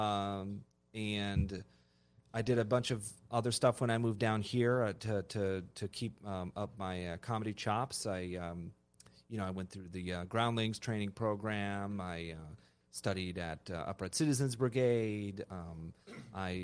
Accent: Castro Valley, California, United States; also born or lived in Burbank, California; I grew up in Northern California, a little town called Castro Valley

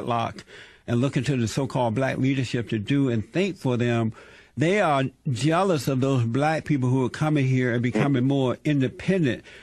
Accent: Alabama, United States; I was born in America, down in Alabama, and I'm 100% American.

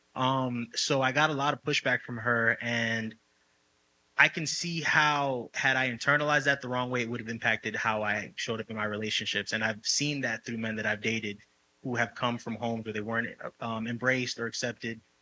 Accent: New York City, New York, United States; moved away as an adult; also born or lived in Dominican ancestry; now in Los Angeles, United States; I'm Dominican, I'm from the Bronx

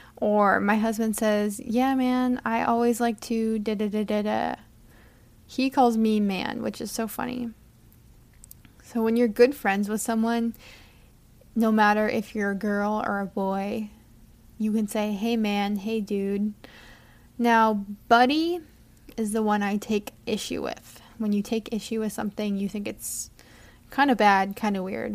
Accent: United States

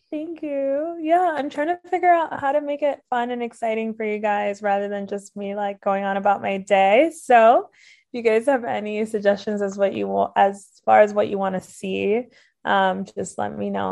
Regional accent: Miami, Florida, United States; moved away as an adult; now in Milwaukee, United States; I'm originally from Miami, Florida, so I'm a Midwest transplant now

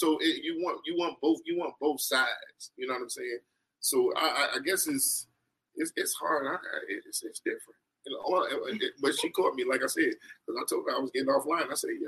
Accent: New Jersey, United States; moved away; I'm originally from New Jersey.

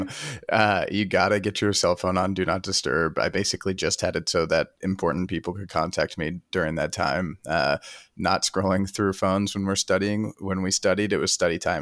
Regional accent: Chattanooga, Tennessee, United States; also born or lived in Ohio; I am from Chattanooga, Tennessee originally

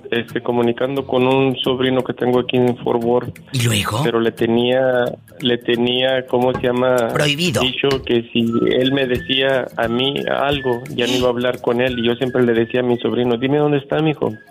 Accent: Cuquío, Jalisco, Mexico; Parece, parece gente de mi pueblo la que habla. Yo, yo soy de un ranchito, ya ando dice de la aldea.

